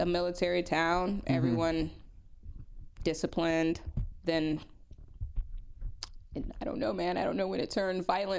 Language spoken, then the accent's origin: English; Killeen, Texas, United States; moved away; I am from 45 minutes north.